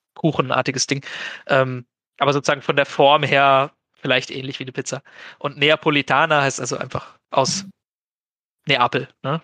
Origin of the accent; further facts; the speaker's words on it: Germany; accent: German; ich spreche halt dann mit einem gewissen deutschen Akzent